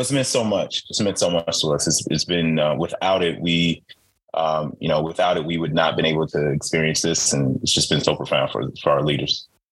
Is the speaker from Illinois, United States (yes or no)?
yes; Chicago, Illinois, United States; I grew up in Chicago